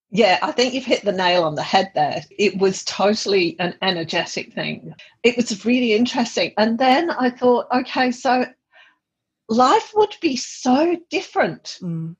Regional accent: England, United Kingdom; I'm from England

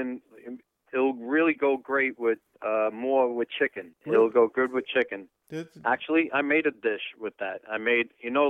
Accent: New York City, New York, United States; moved away; Actually, I'm from the Bronx too.

